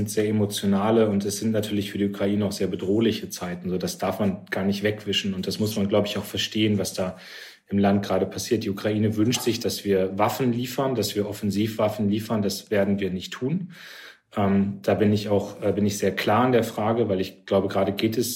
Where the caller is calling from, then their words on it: Cologne, North Rhine-Westphalia, Germany; ich komme aus Köln